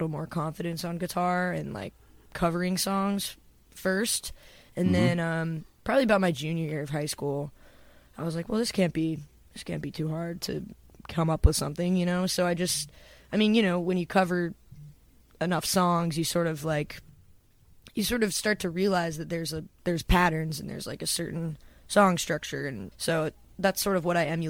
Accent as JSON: {"language": "English", "town": "Johns Creek", "region": "Georgia", "country": "United States", "tie": "born or raised there", "also_born_or_lived": "Athens, Georgia", "moved": "as an adult", "lives_now": "Nashville, United States", "said": "my hometown, which is called Johns Creek. And it's a suburb"}